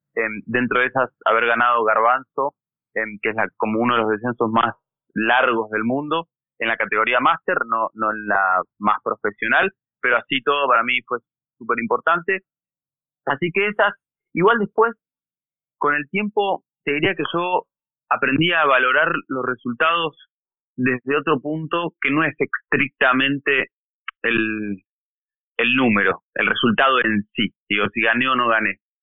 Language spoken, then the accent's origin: Spanish; Bariloche, Río Negro, Argentina; yo me crié y nací en Bariloche, una ciudad sobre la cordillera de los Andes, en la Patagonia Argentina